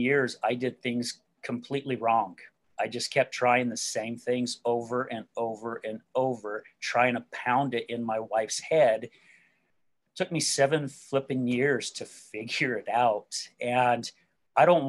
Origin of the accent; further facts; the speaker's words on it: West Jordan, Utah, United States; also born or lived in Salt Lake City, Utah; I'm originally from Salt Lake City, Utah. and grew up out in a place called West Jordan, which is the outskirts of downtown Salt Lake.